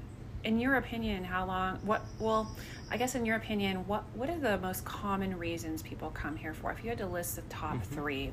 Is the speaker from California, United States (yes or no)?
yes; Northern California, United States; I'm from Northern California. I grew up in the Redwoods.